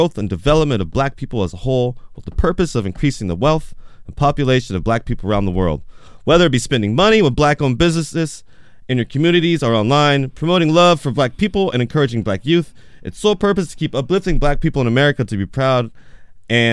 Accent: Portland, United States; growing up around Portland, I grew up around many different people of color in general

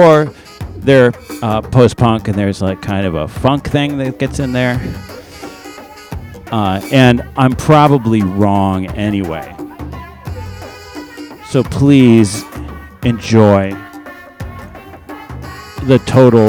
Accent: Detroit, Michigan, United States; now in Portland, United States; I'm from Detroit

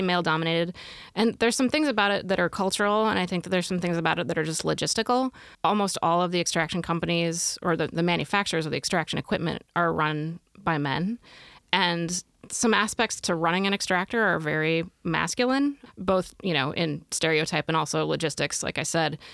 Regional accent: Pacific Northwest, United States; moved away as an adult; also born or lived in Midwest; now in Oregon, United States; I grew up in the Pacific Northwest, but I came back in two thousand and four

